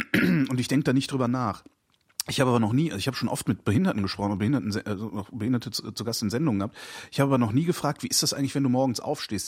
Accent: Germany

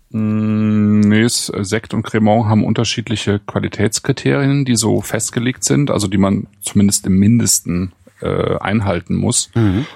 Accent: Bonn, North Rhine-Westphalia, Germany; moved away; in Bonn in mhm. sozusagen meiner alten Heimat

